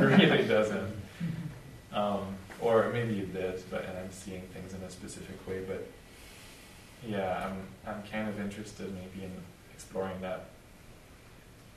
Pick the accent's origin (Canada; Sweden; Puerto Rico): Canada; moved away as an adult; now in Austin, United States; I'm Canadian